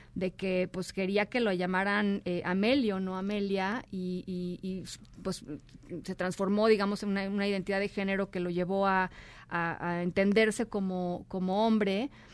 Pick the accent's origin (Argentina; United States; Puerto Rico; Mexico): Mexico; somos los mexicanos